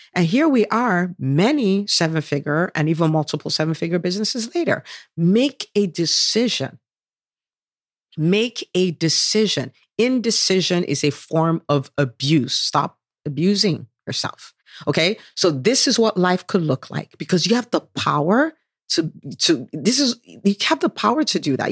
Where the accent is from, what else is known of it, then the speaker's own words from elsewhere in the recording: Nigeria; moved away; I did do a bit of growing up in Nigeria